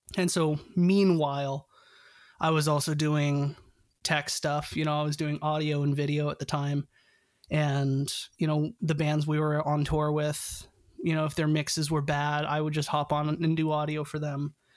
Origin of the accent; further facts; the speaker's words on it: Canada; I'm Canadian